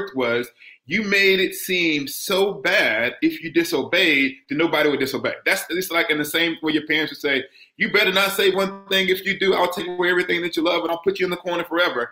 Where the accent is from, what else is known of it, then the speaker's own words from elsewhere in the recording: the South, United States; we're from the South